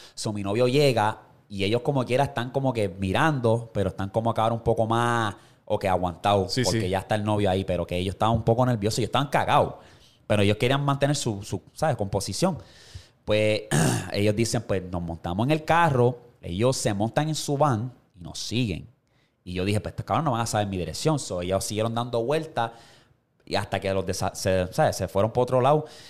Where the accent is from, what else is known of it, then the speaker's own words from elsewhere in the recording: Puerto Rico; eso es Puerto Rico full life. Eso es parte de mi infancia